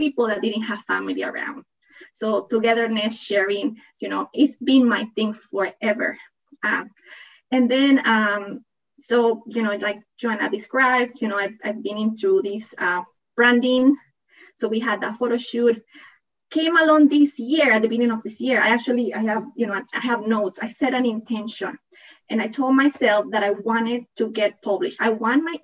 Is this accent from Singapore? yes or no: no; Panama; accent: thick accent; English is a second language; also born or lived in Toronto, Canada / Netherlands; now in California, United States; I am originally from Panama. That's why I have that thick accent